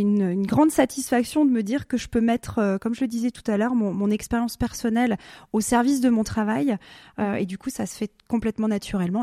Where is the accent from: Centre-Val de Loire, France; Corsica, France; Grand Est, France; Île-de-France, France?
Grand Est, France; Alsace; moved away as an adult; also born or lived in Basel, Switzerland; now in Switzerland; j'habitais en Alsace, mhm. je suis née dans l'Est, j'ai passé toute ma jeunesse dans l'Est.